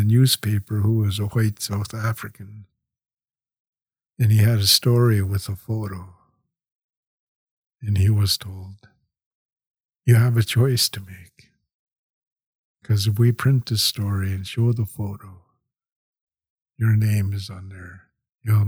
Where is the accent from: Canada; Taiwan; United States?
Canada